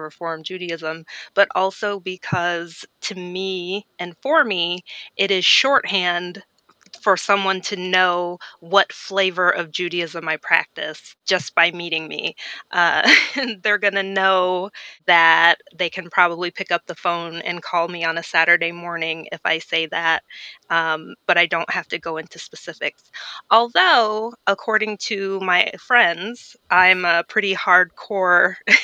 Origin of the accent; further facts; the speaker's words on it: Iowa, United States; now in Greensboro, United States; I grew up in Iowa.